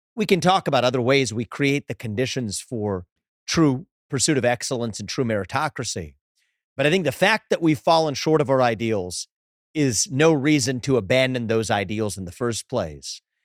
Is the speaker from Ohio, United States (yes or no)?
yes; Southwest Ohio, United States; I was growing up as the kid of immigrants, funny last name, my dad had an accent, growing up in Southwest Ohio